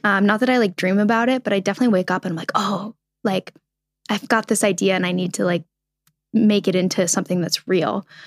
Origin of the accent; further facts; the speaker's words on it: New England, United States; I grew up in New England